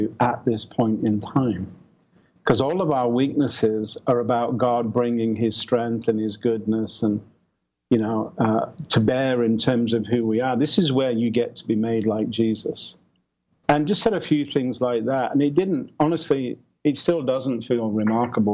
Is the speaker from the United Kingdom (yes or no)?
yes; England, United Kingdom; moved away as an adult; now in Santa Barbara, United States; I'm from England.